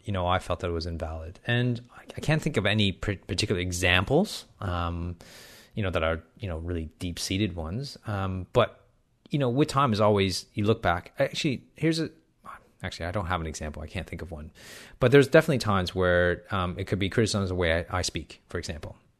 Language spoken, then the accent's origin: English; Canada; accent: Canadian accent mixed in with some Australian twang; also born or lived in Hong Kong; I was born in Canada, but I actually left um, Canada to live in Hong Kong for about four years between the ages of five and nine